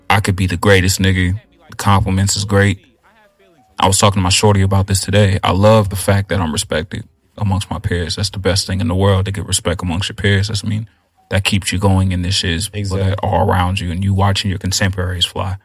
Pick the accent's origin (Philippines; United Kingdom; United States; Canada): United States; Houston, Texas; I'm from Houston, Texas